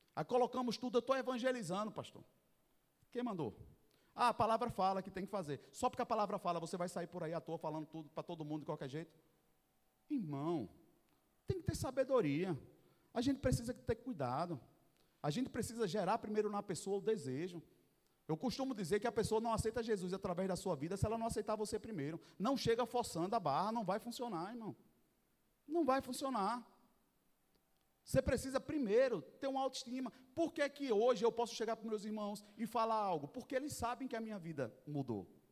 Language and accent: Portuguese; Northeast Region, Brazil; Eu sou nordestino